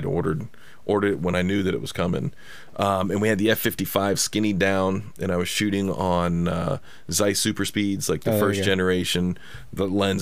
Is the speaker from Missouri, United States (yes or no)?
no; Cincinnati, Ohio, United States; now in Los Angeles, United States; I'm from Cincinnati